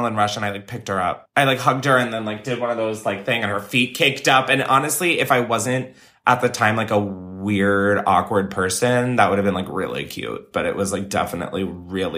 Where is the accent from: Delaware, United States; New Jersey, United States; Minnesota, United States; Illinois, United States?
Delaware, United States; I grew up in Delaware